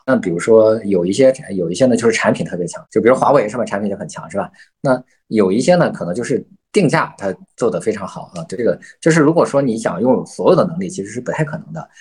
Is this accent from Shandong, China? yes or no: yes; Qingzhou, Shandong, China; moved away; 老家是农村的，大家可能会知道。其实我即使我，我在几年前我回老家，我们，我们老家是山东省啊，山东青州市那个黄楼镇小马送村